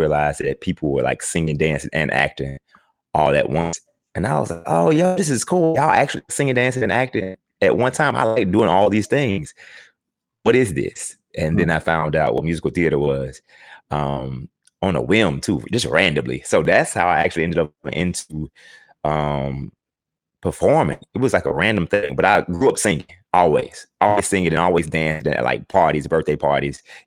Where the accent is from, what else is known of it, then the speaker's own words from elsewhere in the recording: Houston, Texas, United States; I'm originally from Houston, Texas, the southeast side of Houston